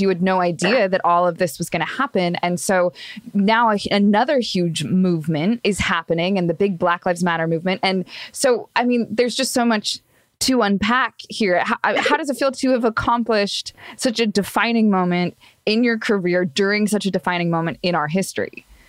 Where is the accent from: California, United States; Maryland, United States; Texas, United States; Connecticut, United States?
California, United States; Los Angeles; I'm from Los Angeles as well